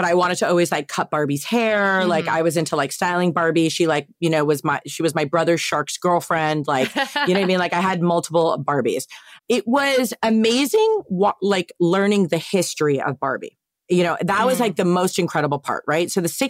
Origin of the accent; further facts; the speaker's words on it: East Coast, United States; now in West Coast, United States; Like growing up on the East Coast, and obviously like all my family still lives on the East Coast.